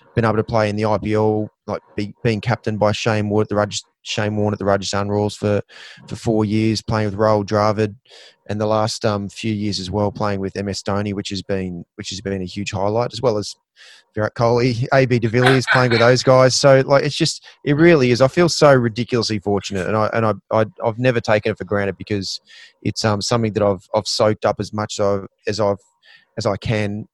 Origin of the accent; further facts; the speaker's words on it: Queensland, Australia; as a Queenslander